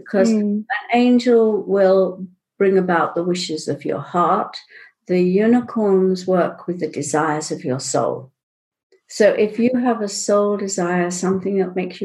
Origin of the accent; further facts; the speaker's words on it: Pakistan; I was born in Pakistan